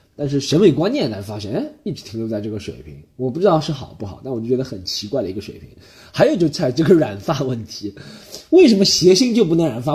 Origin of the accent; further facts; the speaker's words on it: Shanghai, China; accent: Shanghainese; moved away as an adult; now in Australia; 我就说上海话